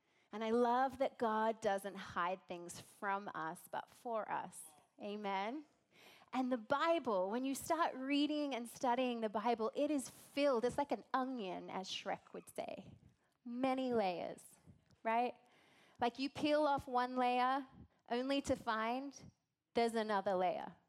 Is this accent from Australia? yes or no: yes; Australia; accent: Australian; now in United States